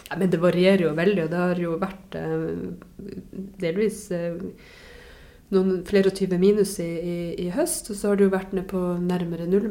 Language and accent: Norwegian; Varangerfjord, Finnmark, Norway; Varangerfjorden, som jo er den fjorden som er rett ned forbi min, eh, mitt, eh, mitt, hjem, eh, der jeg vokste opp.